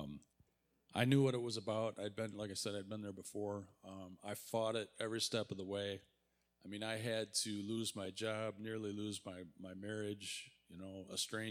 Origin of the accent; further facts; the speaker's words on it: Warren, Michigan, United States; I'm from Warren, Michigan.